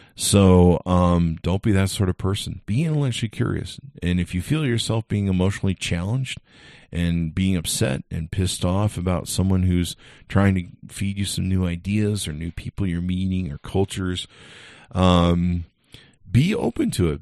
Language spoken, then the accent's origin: English; California, United States; I grew up in California, so thank God I grew up in a melting pot of raci-, of racial diversity